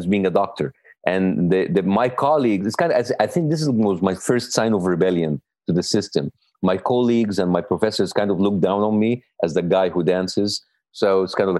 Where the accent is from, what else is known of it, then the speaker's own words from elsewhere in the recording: Cairo, Cairo Governorate, Egypt; moved away as an adult; now in United States; I grew up in Cairo all my life. Like, I played my sports. My childhood was in Cairo